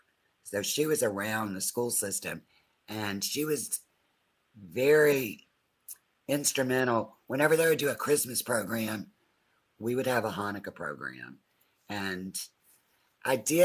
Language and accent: English; Opelika, Alabama, United States; being in such a small town of Opelika